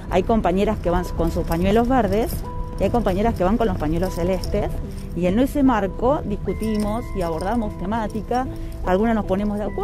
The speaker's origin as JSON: {"language": "Spanish", "town": "Caleta Olivia", "region": "Santa Cruz", "country": "Argentina", "tie": "born or raised there", "moved": "as an adult", "lives_now": "Río Gallegos, Argentina", "said": "criada. En Caleta Olivia, exactamente, hace ya 13 años que estoy acá en Gallegos adaptándome todavía, pero sí, 13 años"}